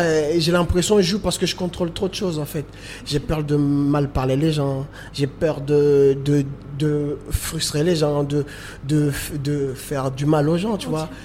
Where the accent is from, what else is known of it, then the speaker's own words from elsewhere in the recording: Moroni, Grande Comore, Comoros; je suis né euh, à Moroni, j'ai grandi à Moroni malgré tout.